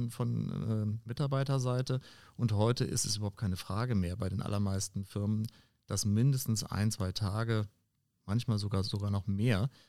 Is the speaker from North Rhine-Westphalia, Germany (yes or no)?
no; Schleswig-Holstein, Germany; in meiner Heimat oben an der dänisch-deutschen Grenze